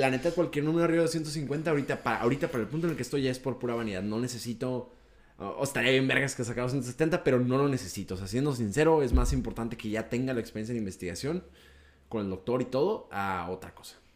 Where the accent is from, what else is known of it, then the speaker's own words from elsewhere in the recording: Mexico; Soy mexicano.